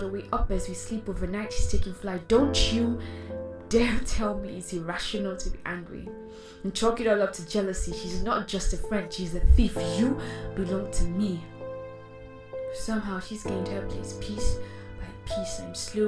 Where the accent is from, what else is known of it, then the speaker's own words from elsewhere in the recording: Nigeria; As a Nigerian spoken word artist